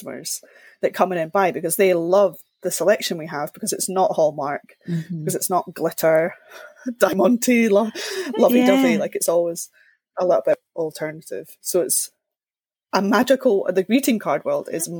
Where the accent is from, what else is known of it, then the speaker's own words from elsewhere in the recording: Linlithgow, Scotland, United Kingdom; I grew up in Linlithgow, just outside Edinburgh.